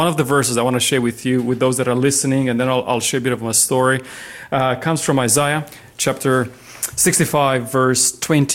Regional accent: Romania; moved away as an adult; now in Lake Macquarie, Australia; I was born in Romania many years ago.

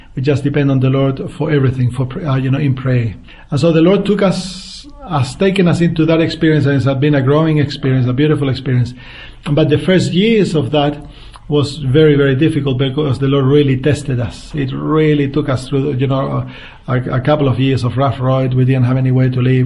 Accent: central Chile, Chile; moved away as an adult; now in Australia; I grew up in the center part of Chile in a farm

